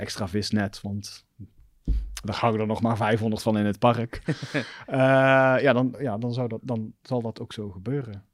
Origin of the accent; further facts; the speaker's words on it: Roosendaal, North Brabant, Netherlands; accent: Belgian tinge; moved away as an adult; also born or lived in Belgium / Amsterdam; ik ben gewoon opgegroeid in Roosendaal